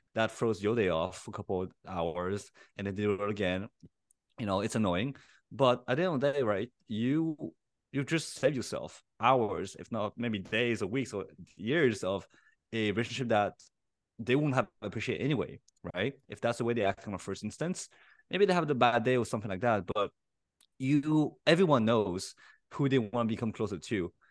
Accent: Paris, Île-de-France, France; I was born and raised in Paris

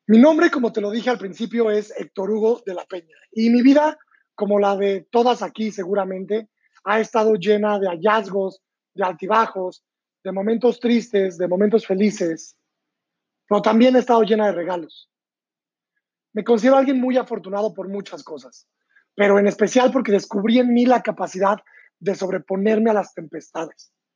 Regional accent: San Luis Potosí, Mexico; moved away as an adult; also born or lived in London; Yo nací en San Luis Potosí, México, hace 30 años

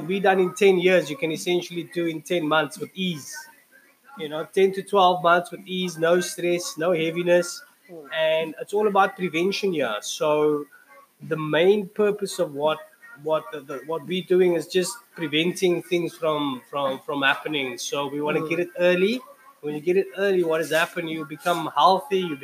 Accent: Cape Town, Western Cape, South Africa; Hanover Park. Hanover Park, that's my hometown

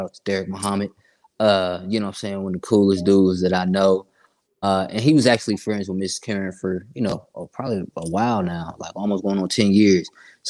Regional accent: Sanford, Florida, United States; also born or lived in Columbus; I was born in Columbus, but I ended up moving to Florida as a young kid to a city called Sanford. It's 30 minutes outside of Orlando. You know what I'm saying? So I grew up kind of out in Sanford, man.

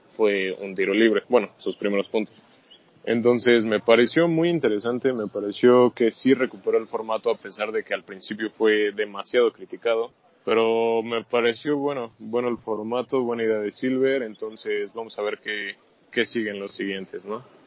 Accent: Mexico; Yo soy de acá de México

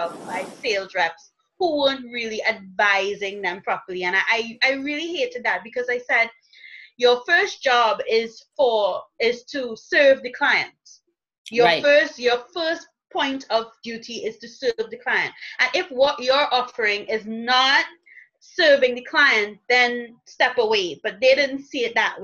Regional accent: Trinidad & Tobago; I am from Trinidad and Tobago

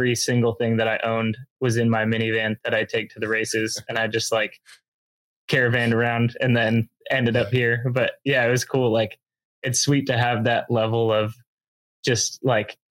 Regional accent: Temecula, California, United States; moved away as an adult; also born or lived in Grand Junction, Colorado; now in Bellingham, United States; So I'm originally from Southern California, from Temecula

